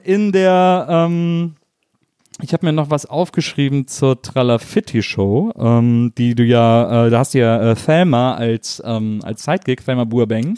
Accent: near Cologne, North Rhine-Westphalia, Germany

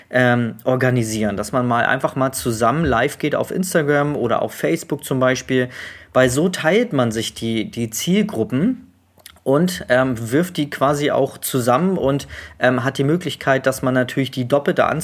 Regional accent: Neumünster, Schleswig-Holstein, Germany; Ich komme komme hier aus Neumünster, Schleswig-Holstein.

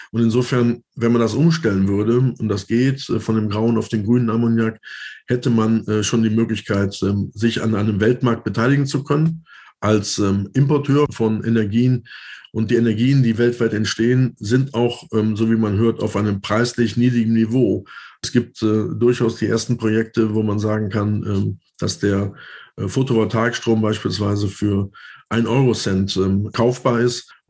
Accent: Düsseldorf, North Rhine-Westphalia, Germany; gerade auch in meiner Heimat in Düsseldorf äh, man sagt immer gerne Schreibtisch des Ruhrgebiets

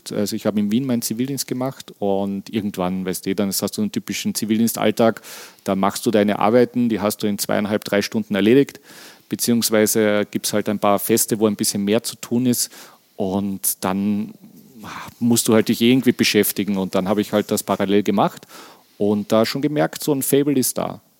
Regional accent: Hamburg, Germany; ich als Hamburger natürlich gerne.

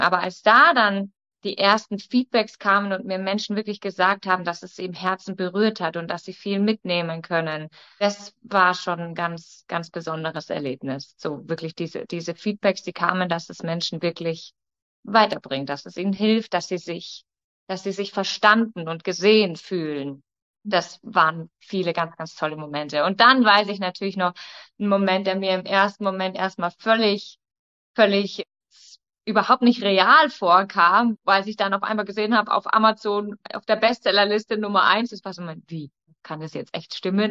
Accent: Munich, Bavaria, Germany; Ich komme, wie gesagt, aus München

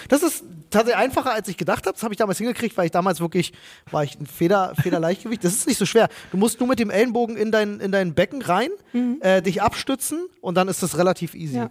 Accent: Berlin, Germany; jetzt bist du da als Berliner in Gelsenkirchen

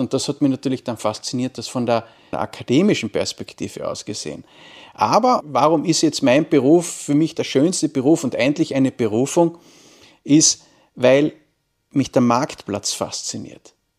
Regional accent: Wolfsberg, Carinthia, Austria; ich bin Kärntner, ich komme aus dem schönen Wolfsberg

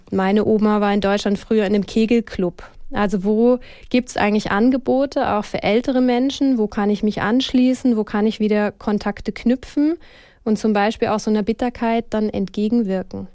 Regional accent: Switzerland; bei uns in der Schweiz

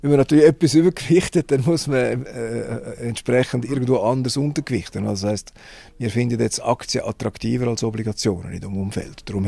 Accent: Switzerland; wir haben auch Technologie in der Schweiz, selbstverständlich, aber, aber nicht in dieser Form

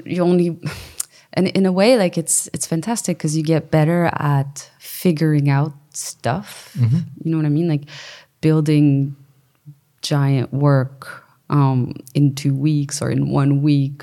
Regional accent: Quebec, Canada

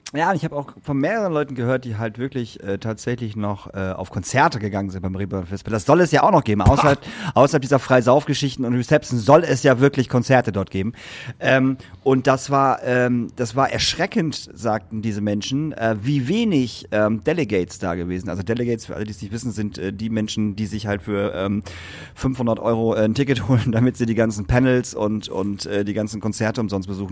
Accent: Lingen, Lower Saxony, Germany; meine Heimat, über Lingen

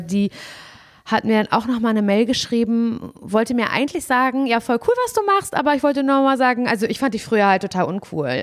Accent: Parchim, Mecklenburg-Vorpommern, Germany; moved away; in Parchim in meiner Heimat, in der ich eigentlich gern bin

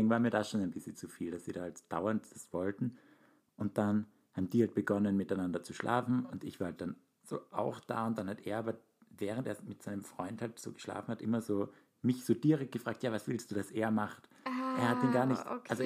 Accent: Hamburg, Germany; Ja, und wir sind ja aus Hamburg.

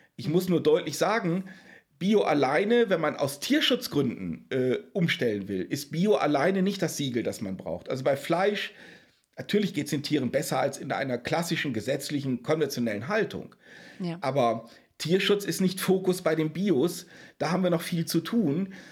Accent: Wesermarsch, Lower Saxony, Germany; Ich bin zwischen Bauernhöfen groß geworden. Also ich ah. bin auf dem Lande groß geworden. Daher kommt auch der Bezug zum ländlichen Raum und damit zu den Fragen der Tierhaltung. Weil ich komme aus der Wesermarsch

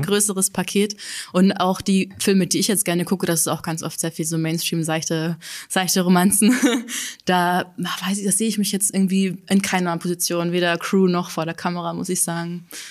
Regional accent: Burghausen, Bavaria, Germany; moved away as an adult; now in Leipzig, Germany; Ich bin in Burghausen geboren. Das ist ganz an der Grenze zu Österreich, also so in Südostbayern. Und ähm, da leben meine Eltern auch immer noch, also so ein bisschen entfernt von diesem Ort. Und da bin ich zur Schule gegangen und bin dann auch erst mit 18 quasi dann weggezogen

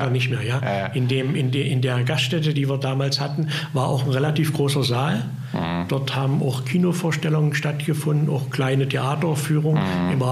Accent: Köthen, Saxony-Anhalt, Germany; Ich komme ja aus Köthen

